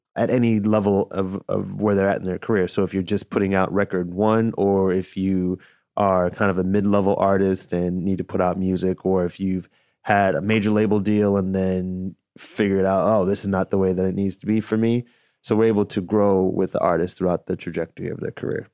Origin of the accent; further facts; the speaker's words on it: Chicago, Illinois, United States; I was a D J at a roller rink growing up in Chicago